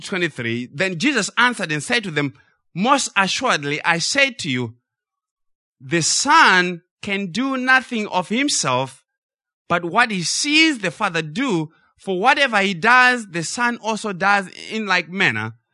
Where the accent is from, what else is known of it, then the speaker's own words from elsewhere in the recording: Zimbabwe; we grew up in Zimbabwe